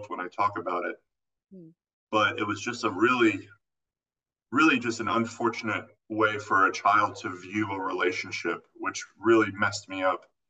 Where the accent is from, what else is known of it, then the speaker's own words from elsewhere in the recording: Florida, United States; moved away; also born or lived in California; I actually grew up in Florida